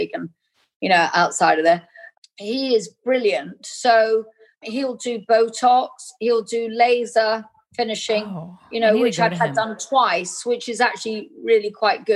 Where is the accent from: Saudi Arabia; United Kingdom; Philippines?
United Kingdom; England; being English. We have a huge kind of Indian culture in England